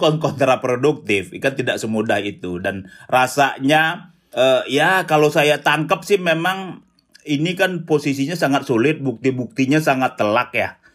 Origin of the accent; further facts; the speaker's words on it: West Sumatra, Indonesia; oh kaget juga kita orang jauh non dari kampung saya sana, Sumatera Barat.